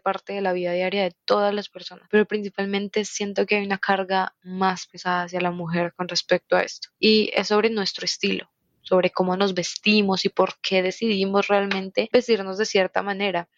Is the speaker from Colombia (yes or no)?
yes; Colombia; Soy de Colombia y tengo 22 años